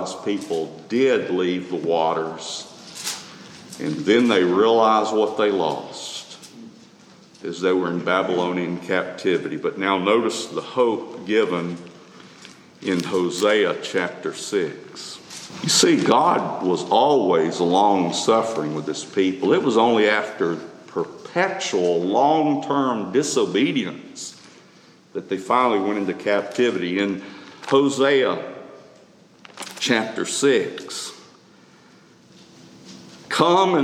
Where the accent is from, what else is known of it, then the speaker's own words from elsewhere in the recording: Tuscaloosa, Alabama, United States; Growing up in Tuscaloosa, we didn't have a pump